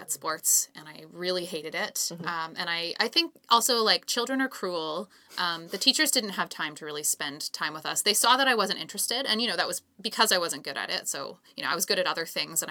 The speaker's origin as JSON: {"language": "English", "town": "Calgary", "region": "Alberta", "country": "Canada", "tie": "born or raised there", "said": "I grew up in Calgary"}